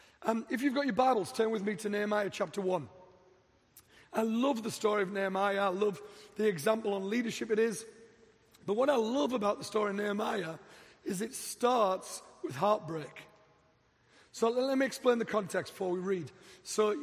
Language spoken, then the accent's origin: English; England, United Kingdom; moved away as an adult; also born or lived in Dallas; now in Denver, United States; I'm from England. I've been in America 3 years